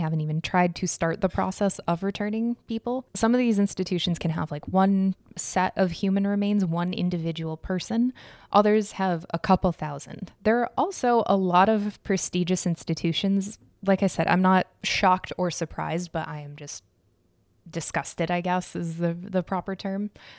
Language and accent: English; Arizona, United States; That's like a third of the population of the town I grew up in Arizona.